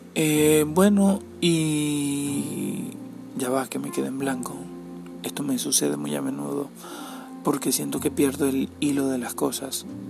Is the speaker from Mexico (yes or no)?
no; Cabimas, Zulia, Venezuela; Soy de Venezuela y soy de Cabimas